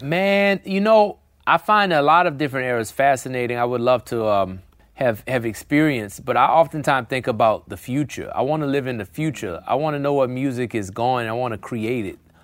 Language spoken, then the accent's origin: English; New Orleans, Louisiana, United States; New Orleans, my hometown